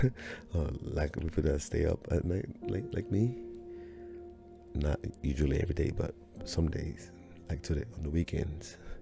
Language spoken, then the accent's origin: English; Nigeria; now in United States; my journey from Nigeria coming to the United States